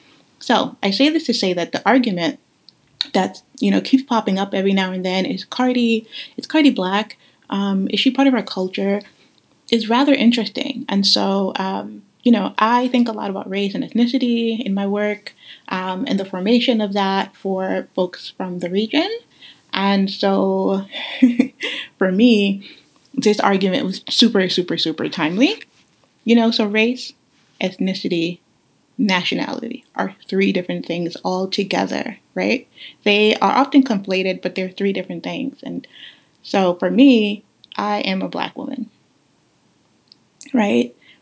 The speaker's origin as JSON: {"language": "English", "country": "Guyana", "said": "For example, I'm from Guyana, right? And so my grandparents, my great-grandparents on my maternal side were from Madras, India."}